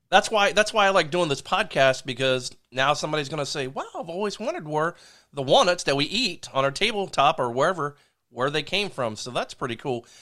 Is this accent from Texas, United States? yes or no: no; Delaware, United States; I'm from Delaware